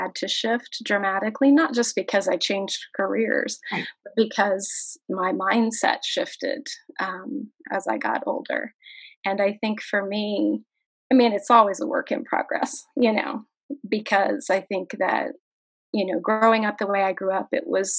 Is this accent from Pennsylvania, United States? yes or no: no; Kansas, United States; I'm from Kansas